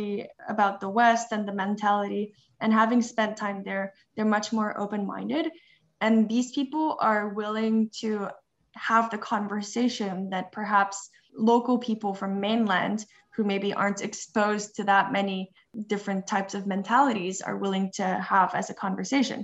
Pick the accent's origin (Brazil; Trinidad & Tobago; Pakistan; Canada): Canada; Montreal, Quebec; moved away as an adult; now in Shanghai, China; We were born and raised in Montreal, Canada, and we have very Western values